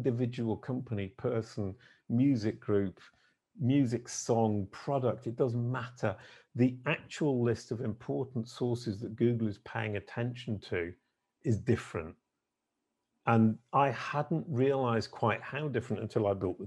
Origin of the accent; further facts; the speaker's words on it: United Kingdom; being British